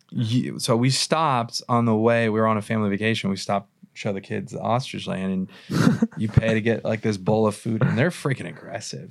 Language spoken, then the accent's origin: English; Irvine, California, United States; I grew up in Irvine